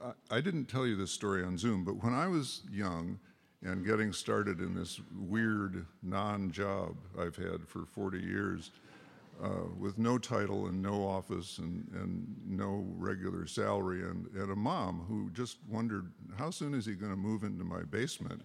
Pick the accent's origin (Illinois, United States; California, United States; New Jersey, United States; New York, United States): California, United States; Berkeley; I was from Berkeley, so I was the diversity guy